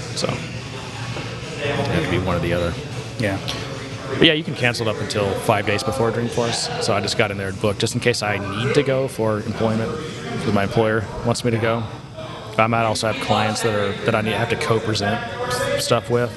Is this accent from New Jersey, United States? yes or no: no; Frisco, Texas, United States; I'm from Frisco, Texas